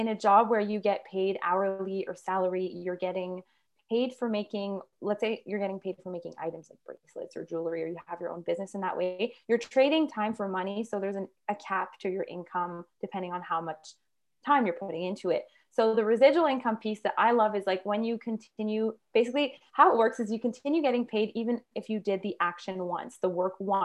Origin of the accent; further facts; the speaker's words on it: Quebec, Canada; now in Northern Alberta, Canada; we live in Northern Alberta, and I'm actually from Quebec